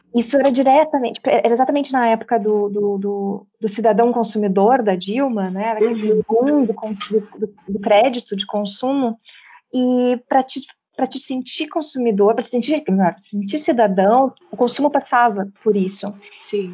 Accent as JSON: {"language": "Portuguese", "country": "Brazil", "tie": "born or raised there", "moved": "yes", "lives_now": "Portugal", "said": "eu sei que sou nascida na América Latina, mas hoje eu vivo aqui há cinco anos"}